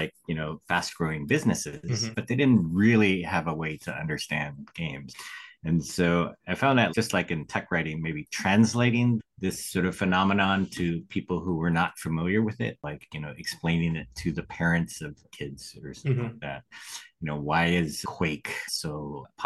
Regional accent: Sacramento, California, United States; I grew up in Sacramento

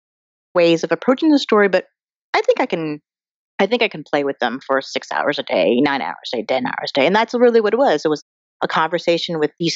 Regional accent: Colorado, United States; moved away as an adult; now in Los Angeles, United States; I'm an Asian American girl who grew up in Colorado

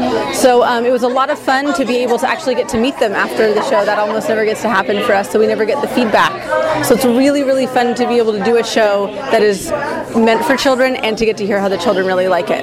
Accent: Orange County, California, United States; I was born and raised here in Orange County.

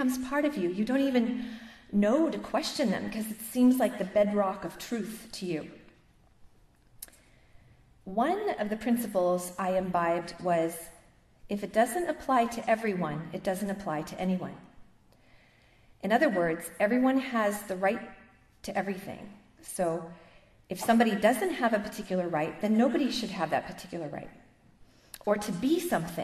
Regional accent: Boston, Massachusetts, United States; moved away; also born or lived in Toronto, Canada; I'm originally from Boston, Massachusetts, land of philosophical weirdos. I grew up in a Catholic family

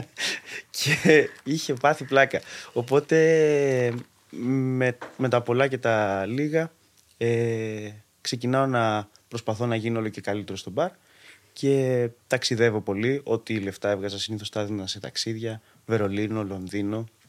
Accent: Athens, Attica, Greece; Γεννήθηκα μεγάλωσα στην Αθήνα

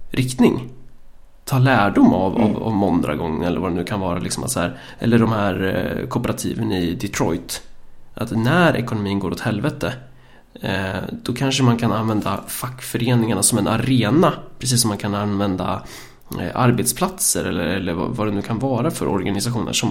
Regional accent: Örebro County, Sweden; vi kommer från Närke.

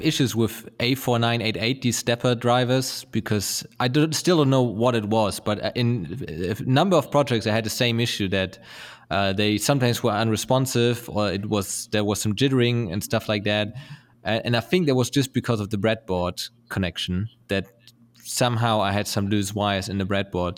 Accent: Lübeck, Schleswig-Holstein, Germany; born or raised there; moved away

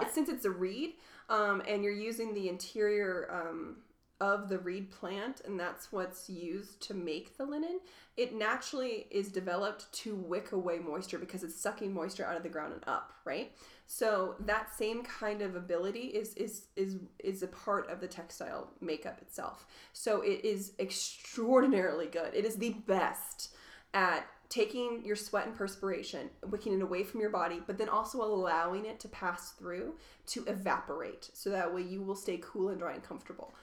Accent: Louisville, Kentucky, United States; also born or lived in Tidewater, Virginia; now in Reno, United States; I grew up in Louisville, Kentucky

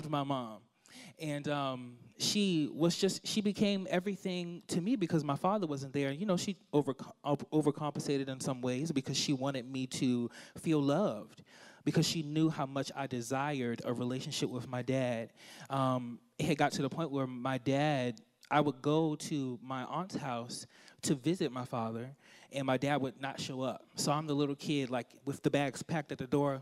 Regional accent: Washington, District of Columbia, United States; I'm from Washington, D.C., the nation's capital. I love my hometown.

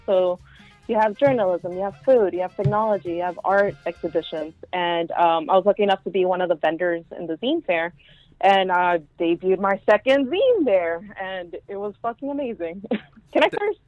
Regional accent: Houston, Texas, United States; English is a second language; moved away as an adult; also born or lived in upstate New York / New York City; now in New York, United States; I'm from Houston, Texas. I actually grew up right there in the same barrio as the barrio. Um, so I'm from East End

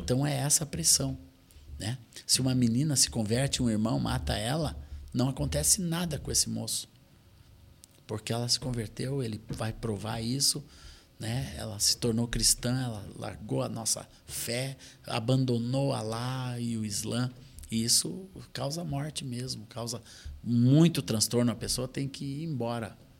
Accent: Brazil; nós, assim como brasileiros

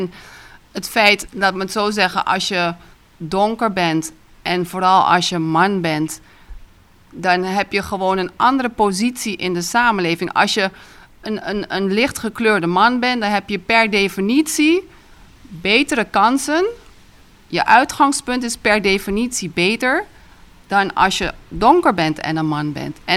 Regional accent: Curaçao; also born or lived in Netherlands; Ik ben in Nederland geboren, maar ik ben vanaf drie maandjes hier opgegroeid enzovoort. Ik woon weer hier.

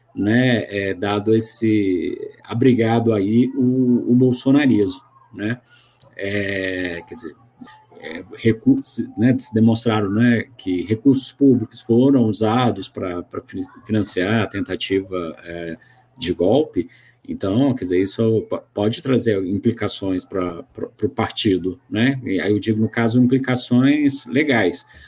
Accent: Goiás, Brazil; now in Brasília, Brazil; eu sou goiano, moro em Brasília

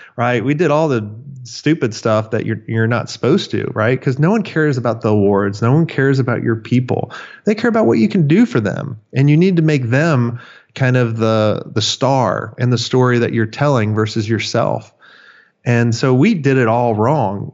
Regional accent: Florida, United States; I grew up in Florida. I grew up on the beach

